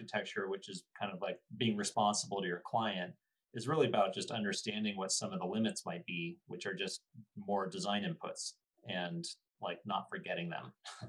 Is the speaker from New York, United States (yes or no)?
no; Bay Area, Northern California, United States; moved away as an adult; now in Boulder, United States; I grew up in Northern California, Bay Area, and came out to Boulder